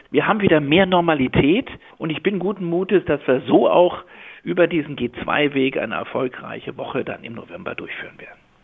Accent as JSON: {"language": "German", "region": "Berlin", "country": "Germany", "tie": "born or raised there", "said": "bin ja gebürtiger Berliner"}